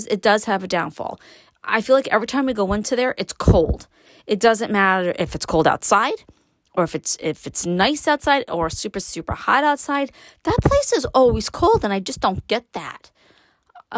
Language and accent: English; New York City, New York, United States; I was born and raised in Brooklyn